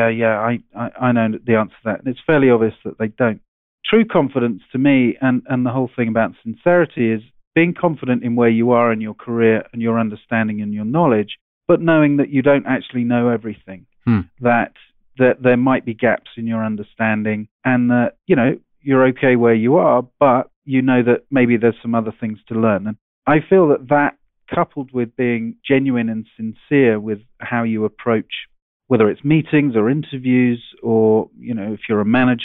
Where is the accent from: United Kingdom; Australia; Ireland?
United Kingdom; England; moved away as an adult; now in Seattle, United States; I'm an Englishman. I went to a public school, boarding school over there